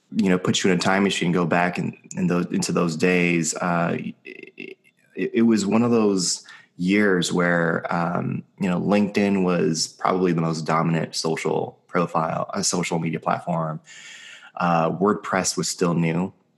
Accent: Los Angeles, California, United States; I've been born and raised in Los Angeles my whole life

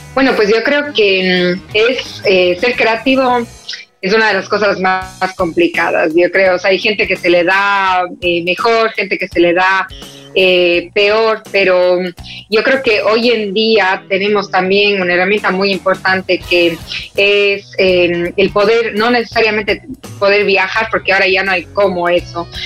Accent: Cuenca, Azuay, Ecuador; moved away as an adult; now in Madrid, Spain; estoy en mi ciudad natal que es en Cuenca, Ecuador

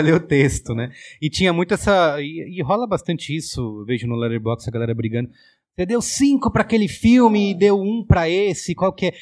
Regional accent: Barbacena, Minas Gerais, Brazil; moved away; quando eu era jovem lá em Barbacena

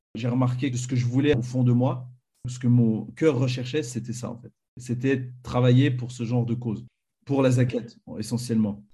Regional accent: Fribourg, Switzerland; moved away as an adult; also born or lived in Marly, Switzerland / Ottawa, Canada; now in Zurich, Switzerland; Je suis né à Fribourg, en Suisse. J'ai grandi à Fribourg, à ne pas confondre avec Fribourg d'Allemagne

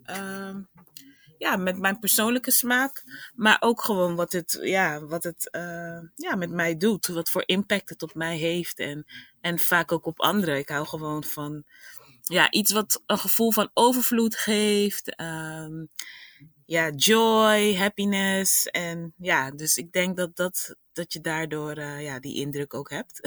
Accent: Rotterdam, South Holland, Netherlands; ik ben afkomstig uit Rotterdam.

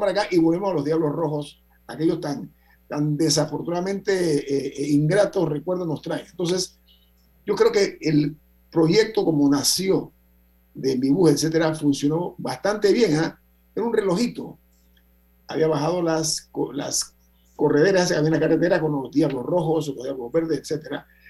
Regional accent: Panama; yo soy panameño

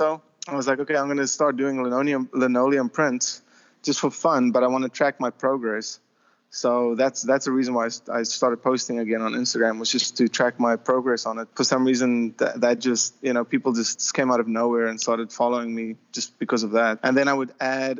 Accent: South Africa; moved away as an adult; also born or lived in Chicago, United States / Florida, United States; now in Los Angeles, United States; I worked in Africa because I'm from South Africa

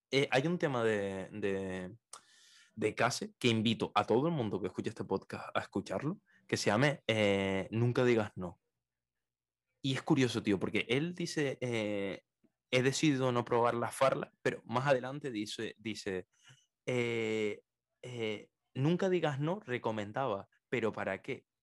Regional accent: Canary Islands, Spain; accent: Canarian; yo, yo, tengo un acento canario muy neutro, o sea, donde más se me nota son en la pronunciación de las Z y las c

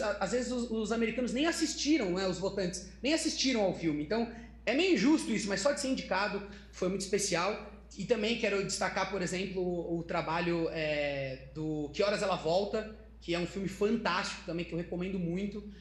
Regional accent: Socorro, São Paulo, Brazil; Eu sou, eu sou de uma cidade pequena do interior de São Paulo, é, que se chama Socorro

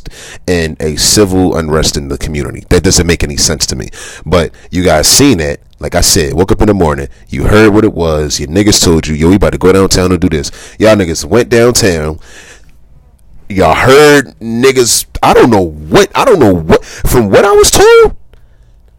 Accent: Philadelphia, Pennsylvania, United States; I'm from South Philly

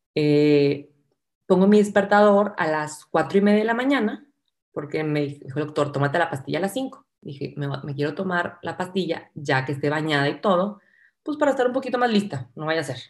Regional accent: Monterrey, Nuevo León, Mexico; soy de Monterrey, eh, estudié arquitectura aquí en el TEC

